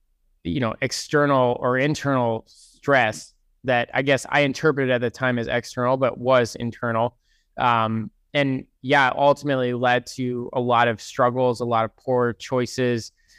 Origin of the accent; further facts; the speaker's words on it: East Lyme, Connecticut, United States; No, I grew up in Connecticut, East Lyme, Connecticut.